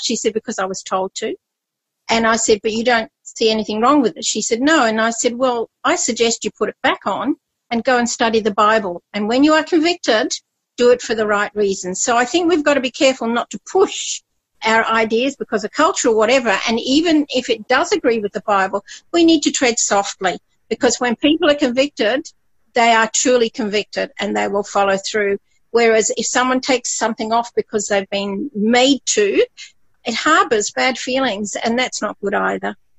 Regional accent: Scotland, United Kingdom; moved away; also born or lived in Papua New Guinea; I was born in Scotland and my culture, I was brought up doing Highland dancing.

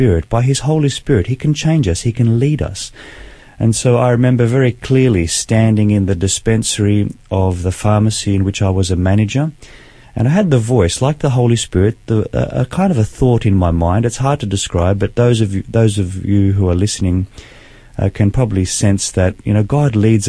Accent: Sydney, New South Wales, Australia; I was born in Sydney, grew up in a beautiful Christian home

